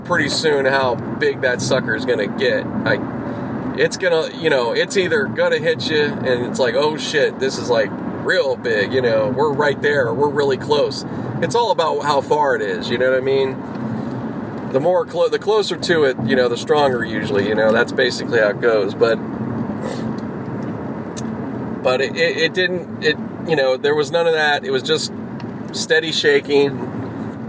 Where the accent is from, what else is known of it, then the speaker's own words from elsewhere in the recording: Pittsburgh, Pennsylvania, United States; now in Los Angeles, United States; I grew up out in Pittsburgh. That's my hometown